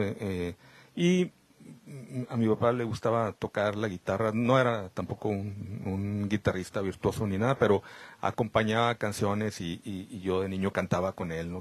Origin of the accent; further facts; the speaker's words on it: Camargo, Chihuahua, Mexico; now in Monterrey, Mexico; yo soy originario de Camargo, Chihuahua, donde pues desde muy pequeño, desde niño, estuve en contacto con las cuestiones periodísticas